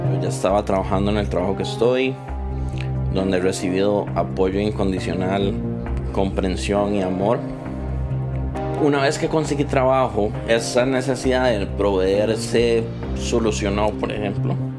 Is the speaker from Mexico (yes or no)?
no; Costa Rica; Soy costarricense